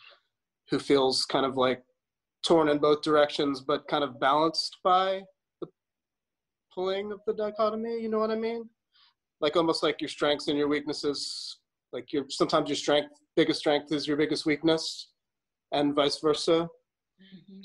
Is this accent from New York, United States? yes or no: yes; New York, United States; I was born in New York